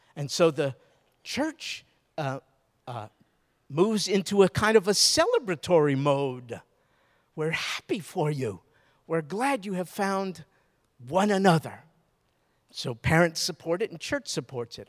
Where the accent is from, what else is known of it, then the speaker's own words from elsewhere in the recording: New York, United States; moved away; also born or lived in Baton Rouge; I'm from New York